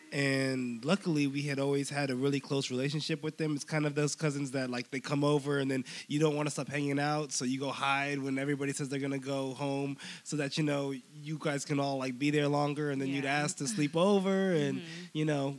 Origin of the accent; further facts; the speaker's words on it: San Mateo, California, United States; moved away as an adult; also born or lived in Stockton, California; now in Los Angeles, United States; San Mateo, California. It's a very small town that is a super suburb.